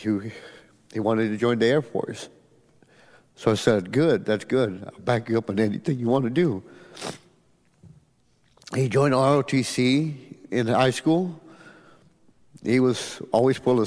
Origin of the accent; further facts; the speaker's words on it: Edinburg, Texas, United States; I'm from Edinburgh, Texas